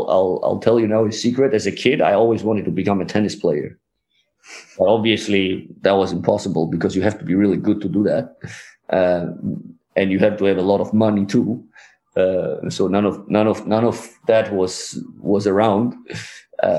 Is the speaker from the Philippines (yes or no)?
no; Georgia; moved away as an adult; also born or lived in Germany; you miss your country where you lived like 20 years